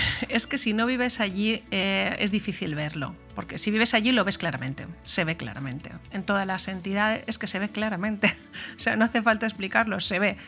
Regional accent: Callosa, Valencian Community, Spain; formar parte de, una institución como el ayuntamiento de, de mi pueblo, de Callosa

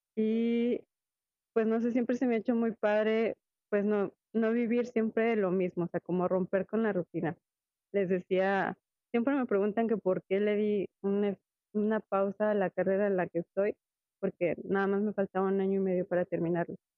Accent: Mexico; moved away as an adult; now in Spain; somos mexicanos y que llegamos aquí

